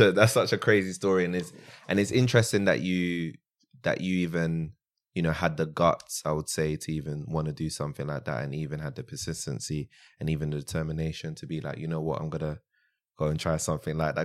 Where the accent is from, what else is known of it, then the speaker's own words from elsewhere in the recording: London, United Kingdom; also born or lived in France; I was born in France and, um, yeah, I pretty much grew up in South London.